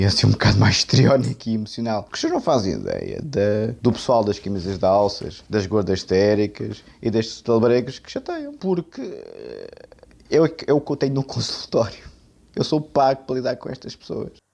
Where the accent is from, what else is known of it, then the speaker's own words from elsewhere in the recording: Portugal; eu sou português de gema